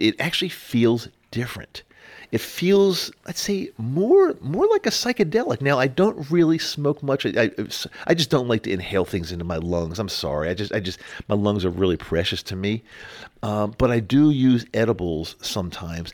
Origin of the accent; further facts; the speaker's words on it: Utah, United States; my home state of Utah